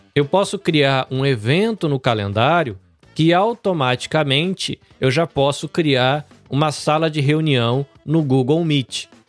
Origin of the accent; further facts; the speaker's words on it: Brazil; como brasileiros